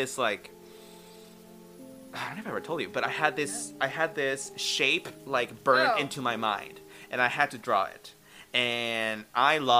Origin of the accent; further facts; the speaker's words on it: Northern California, United States; moved away; we are from California, up north. And by where we used to live, there was a mountain, Mount Shasta